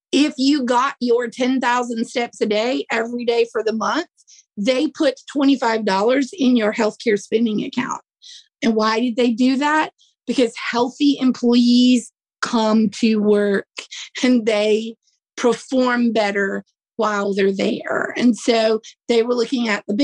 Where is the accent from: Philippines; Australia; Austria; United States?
United States; the South; I'm from the South, it's kind of hot here